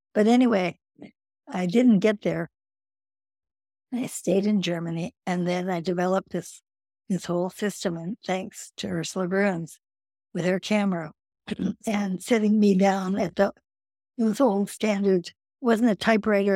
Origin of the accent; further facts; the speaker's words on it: Edmonton, Alberta, Canada; I, growing up in Canada, had had four years of French and Latin.